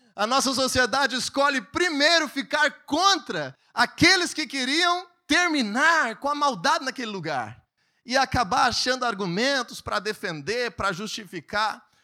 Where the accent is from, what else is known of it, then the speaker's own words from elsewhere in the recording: Brazil; also born or lived in Viamão, Rio Grande do Sul; nós como brasileiros